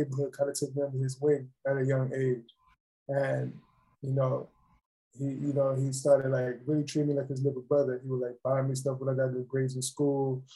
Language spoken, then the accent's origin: English; New York City, New York, United States; moved away as an adult; now in Atlanta, United States; growing up in the South Bronx, it was a rough area